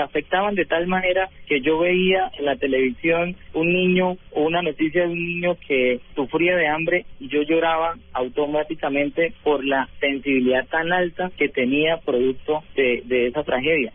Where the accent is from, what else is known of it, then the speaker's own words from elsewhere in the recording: Bucaramanga, Santander, Colombia; also born or lived in Bogotá; pedí traslado para mi ciudad natal, que es acá Bucaramanga